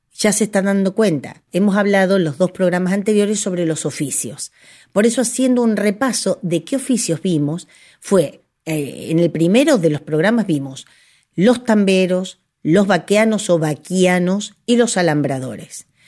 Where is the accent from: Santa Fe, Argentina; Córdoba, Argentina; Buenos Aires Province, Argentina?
Buenos Aires Province, Argentina; Cañuelas; soy de Cañuelas